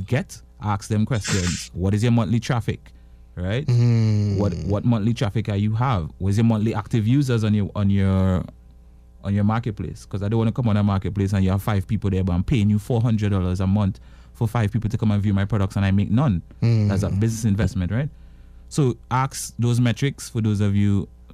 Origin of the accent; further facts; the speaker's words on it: Tobago, Trinidad & Tobago; I'm from Tobago